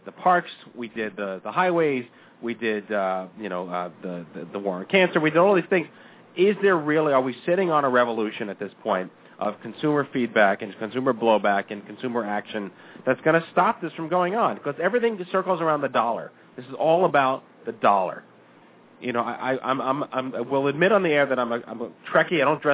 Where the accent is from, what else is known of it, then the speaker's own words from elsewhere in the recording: New York, United States; I was born and raised in New York